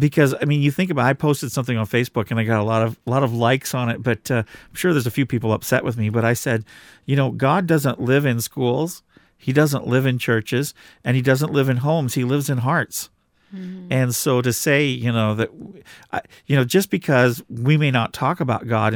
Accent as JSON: {"language": "English", "region": "Washington", "country": "United States", "said": "we come from the Pacific Northwest in Washington State"}